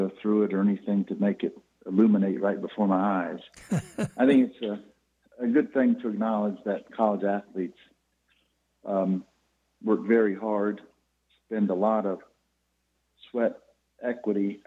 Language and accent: English; Polk County, Florida, United States; I grew up here in Polk County, went to a Baptist church